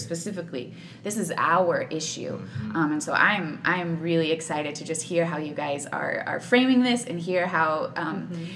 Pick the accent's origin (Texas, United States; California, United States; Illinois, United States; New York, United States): Texas, United States; Katy; I'm a hometown girl. I'm from Katy, born and mm-hmm. raised.